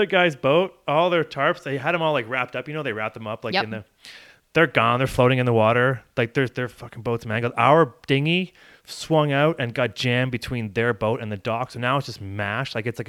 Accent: Barrie, Ontario, Canada; born or raised there; now in Whistler, Canada

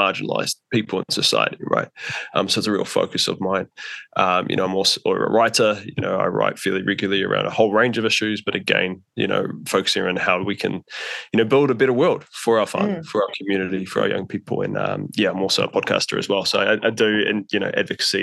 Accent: Auckland, New Zealand; I grew up in West Auckland, like Riverhead, Coatesville, quite far out as a kid

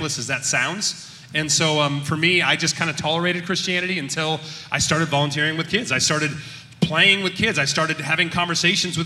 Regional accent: Long Beach, California, United States; I grew up in Long Beach.

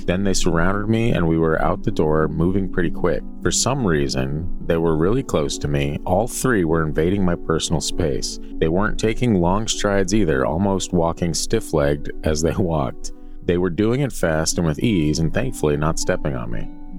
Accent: Alberta, Canada; I was near the Rocky Mountains. I'm from Alberta, by the way.

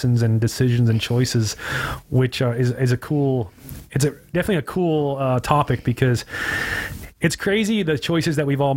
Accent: Hesperia, California, United States; moved away as an adult; now in Costa Mesa, United States; I grew up there. I've lived there my whole entire life

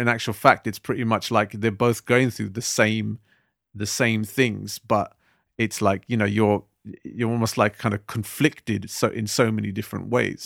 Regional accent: United Kingdom; being British Asians today

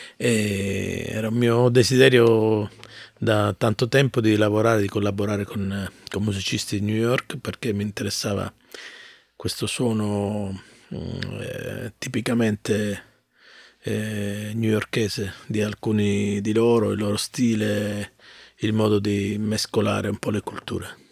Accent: Mirto, Calabria, Italy; accent: Calabrian; first language Calabrian; moved away; also born or lived in Bologna; io vengo da un paese che è molto vicino a Ciro, si chiama Mirto il mio paese

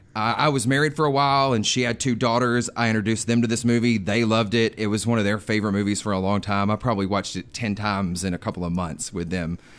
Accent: Alabama, United States; I am actually from Alabama, and it, when I was a kid, it sat on our license plates, the heart of Dixie.

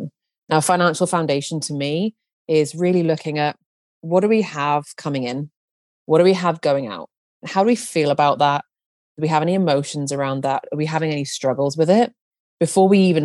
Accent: United Kingdom; now in Nebraska, United States; I am a Brit living in the USA right now.

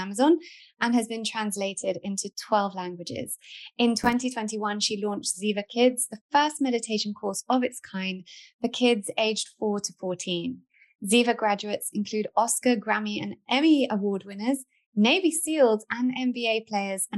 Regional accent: London, United Kingdom; I, as a Londoner

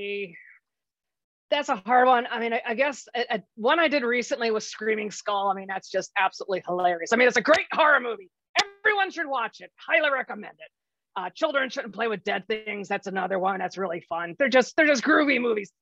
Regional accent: Maryland, United States; moved away; I was born and raised in Maryland.

